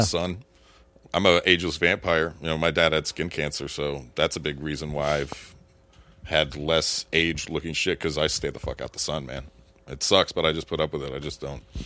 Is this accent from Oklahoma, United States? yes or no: no; Florida, United States; I grew up in Florida